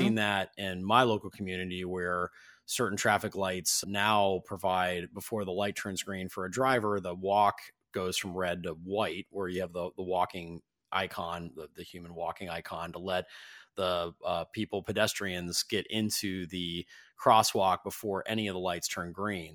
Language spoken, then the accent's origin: English; Ohio, United States; I grew up in Ohio